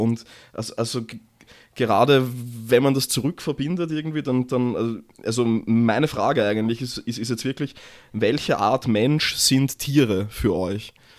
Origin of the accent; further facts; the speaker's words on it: Vienna, Austria; als Wiener